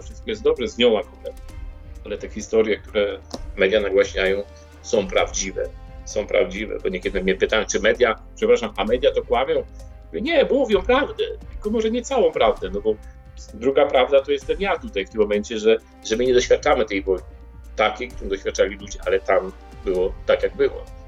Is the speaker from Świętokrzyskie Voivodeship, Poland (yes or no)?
no; Wałcz, West Pomeranian Voivodeship, Poland; now in Ukraine; ja jestem, ja jestem urodzony w Wałczu